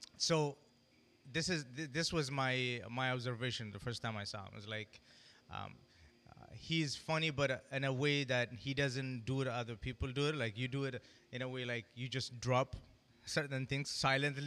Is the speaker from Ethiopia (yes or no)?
yes; Addis Ababa, Ethiopia; moved away; I came from Addis